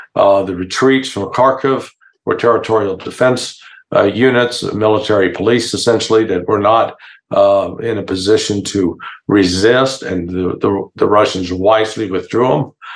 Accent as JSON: {"language": "English", "town": "Kansas City", "region": "Missouri", "country": "United States", "tie": "born or raised there", "said": "I grew up in the Kansas City, Missouri area"}